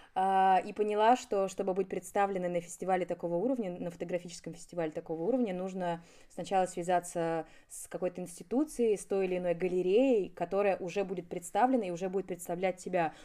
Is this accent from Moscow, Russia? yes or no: yes; Moscow, Russia; Я родилась неподалеку, и все мое детство прошло в Доказил